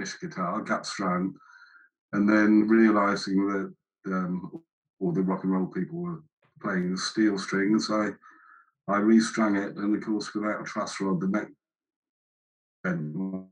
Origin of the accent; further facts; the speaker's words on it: London, United Kingdom; When I was very young, we lived in Notting Hill. Then we moved to a council house in Putney. Then we moved to Wembley.